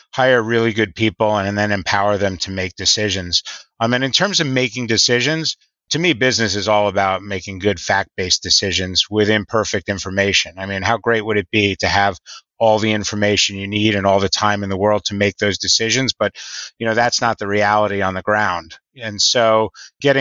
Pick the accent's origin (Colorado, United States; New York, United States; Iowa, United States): New York, United States; I grew up in New York and I grew up sailing